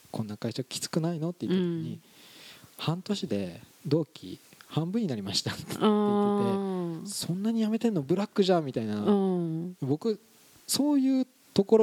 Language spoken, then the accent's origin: Japanese; Nagoya, Aichi, Japan; は名古屋育ちであの大学も名古屋